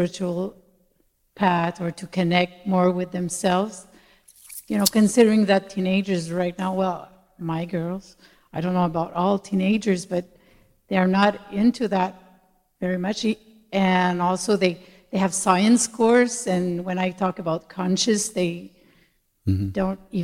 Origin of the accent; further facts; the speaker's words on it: Montreal, Quebec, Canada; accent: Québécois; English is a second language; I'm from Montreal, so sorry for my accent